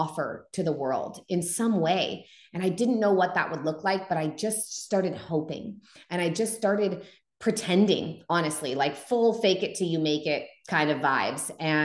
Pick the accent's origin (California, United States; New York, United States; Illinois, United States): California, United States; Humboldt County, Northern; I was home in Humboldt County, where I grew up in Northern California in the Redwoods